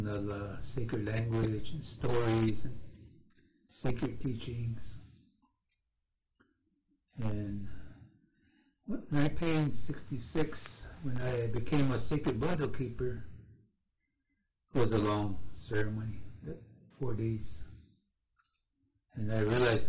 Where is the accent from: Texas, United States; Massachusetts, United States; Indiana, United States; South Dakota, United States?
South Dakota, United States; Cheyenne River Reservation; I am from Cheyenne River Reservation in South Dakota